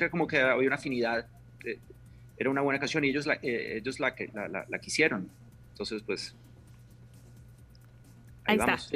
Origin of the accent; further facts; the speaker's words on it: Colombia; yo conocí a los chicos de … hace unos años y, y, somos colombianos, nos encontramos en el, aeropuerto una vez